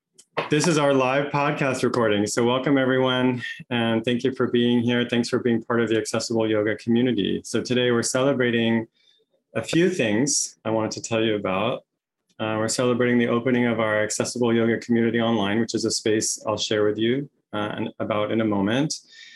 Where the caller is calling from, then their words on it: Santa Barbara, California, United States; My pronouns are he and him, and I'm joining you from Chumash land here, which is now known as Santa Barbara, California.